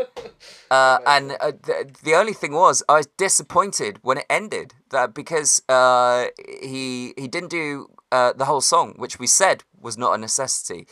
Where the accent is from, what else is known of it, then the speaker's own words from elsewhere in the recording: West Country, South West England, United Kingdom; It's because I'm from the West Country